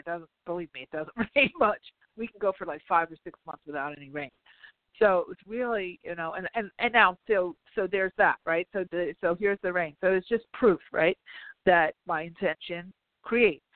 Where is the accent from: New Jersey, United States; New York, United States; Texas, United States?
New York, United States; I'm a New Yorker.